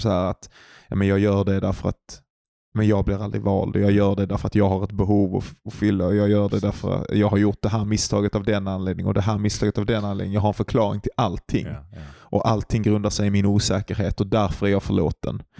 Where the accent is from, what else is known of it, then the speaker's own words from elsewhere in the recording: Glumslöv, Skåne, Sweden; utanför Glumslöv där jag är ifrån